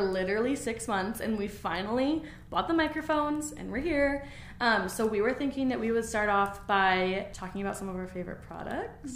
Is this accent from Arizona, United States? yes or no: yes; Gilbert, Arizona, United States; moved away as an adult; now in Utah, United States; I'm from Gilbert, Arizona. Um, I was born and raised there, and then I moved up here um, when I was 18 after I graduated high school.